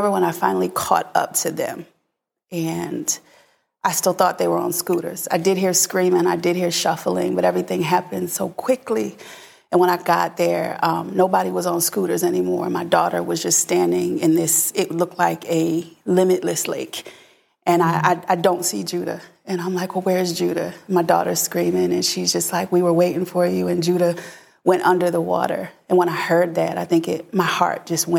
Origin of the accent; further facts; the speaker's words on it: Philadelphia, Pennsylvania, United States; I'm originally from Philadelphia